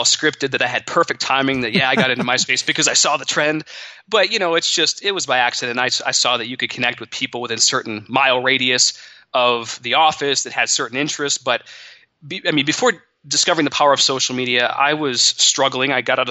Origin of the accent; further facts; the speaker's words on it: Monroe, Michigan, United States; But I grew up in Monroe, Michigan. In a middle-class family, my parents were very hard workers